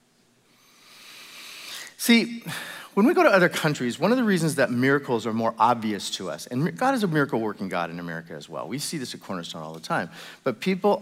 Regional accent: United States; I'm American

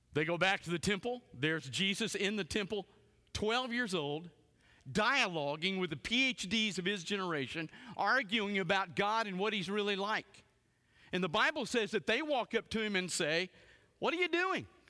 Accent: South Louisiana, United States; I grew up in South Louisiana

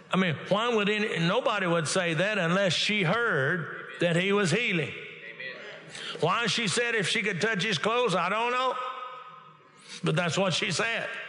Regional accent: Texas, United States; now in Oklahoma, United States; I'm originally born and raised in Texas

